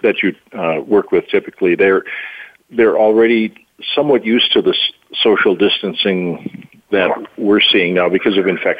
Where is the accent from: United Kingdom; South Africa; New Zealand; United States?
United States; North Dakota; I'm from North Dakota